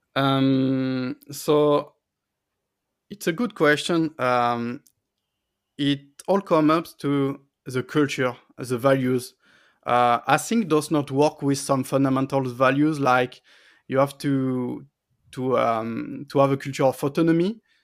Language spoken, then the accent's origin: English; France; also born or lived in Paris; I was close to my family and friends in my hometown